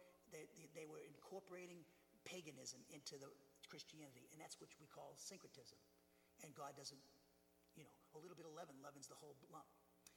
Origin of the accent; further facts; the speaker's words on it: Norwood, Massachusetts, United States; my hometown, Norwood